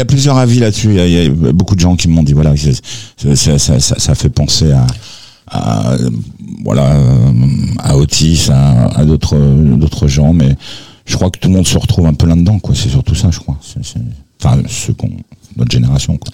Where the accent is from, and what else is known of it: Aubervilliers, Île-de-France, France; born or raised there; also born or lived in Algiers, Algeria